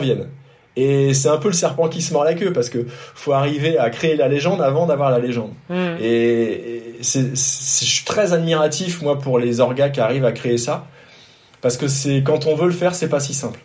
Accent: France; also born or lived in Côte d'Azur; quand on est français, quand on, quand on habite ici

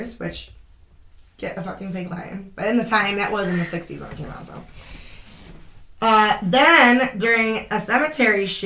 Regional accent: England, United Kingdom; As an English person

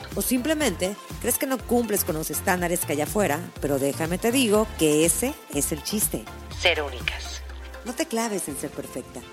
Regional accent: Veracruz, Mexico; yo crecí en Veracruz y me he quedado en Veracruz

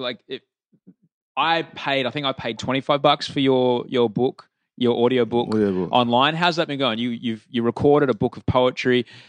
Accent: Australia; there's nothing worse as an Australian to wake up and smell that, oh, smell, yeah, of eucalyptus burning.

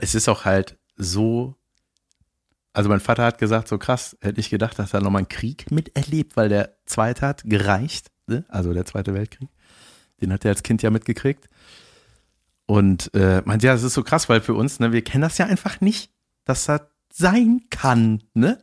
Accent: Germany; als Deutscher

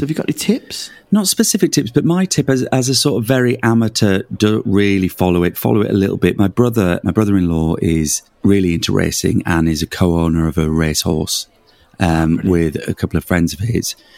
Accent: Leeds, Yorkshire and the Humber, United Kingdom; moved away; I'm from Leeds originally

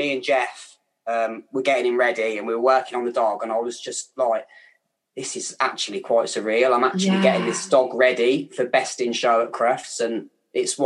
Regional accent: Kettering, East Midlands, United Kingdom; accent: Kettering; my Kettering accent

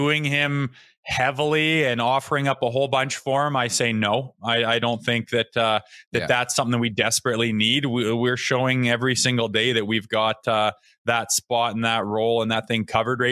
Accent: Canada; growing up in Canada

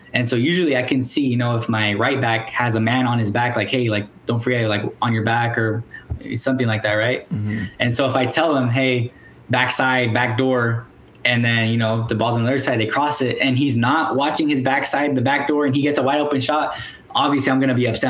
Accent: Springdale, Arkansas, United States; moved away; I'm from Northwest Arkansas, yeah. which if anyone's familiar of the University of Arkansas Fayetteville, mm-hmm. that's where you know that's around the area I'm from. Okay. Um, so my city specifically is called Springdale

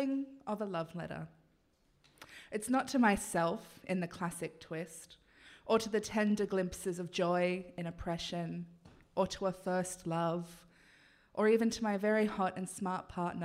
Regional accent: Gunnedah, New South Wales, Australia; also born or lived in Tamworth; I grew up in Gunnedah and in the nearby city of Tamworth

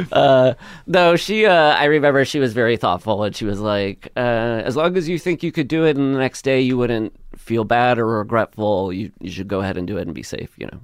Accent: Le Mars, Iowa, United States; moved away as an adult; now in Los Angeles, United States; I grew up in Iowa, Northwest Iowa, this town called, uh, Lamar's

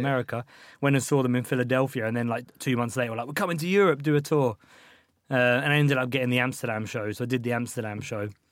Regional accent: Ashford, South East England, United Kingdom; also born or lived in Liverpool; I grew up in Ashford, which is just like a pretty shit town

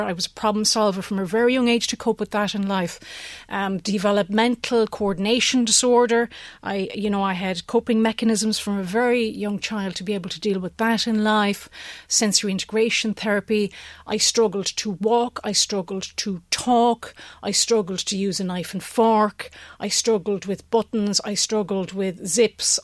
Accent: County Limerick, Munster, Ireland; moved away as an adult; also born or lived in United States; Originally from, uh, the middle of nowhere in County Limerick

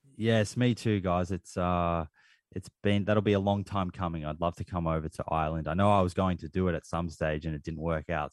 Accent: Australia; accent: Australian; my Australian accent

